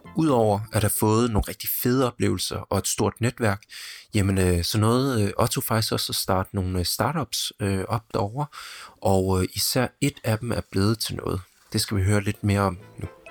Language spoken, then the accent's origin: Danish; Denmark; noget anderledes kultur, end vi har hjemme i Danmark